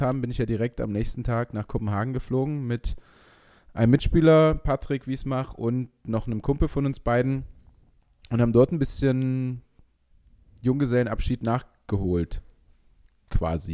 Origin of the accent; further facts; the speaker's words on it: Leipzig, Saxony, Germany; ich als Leipziger